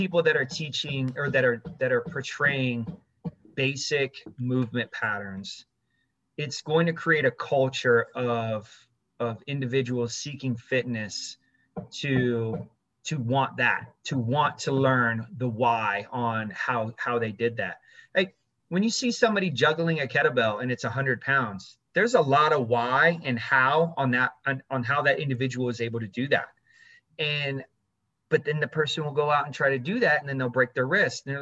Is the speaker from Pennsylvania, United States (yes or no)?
no; Orlando, Florida, United States; also born or lived in Germany / Berlin; we moved to Orlando, and then that's where I grew up in Orlando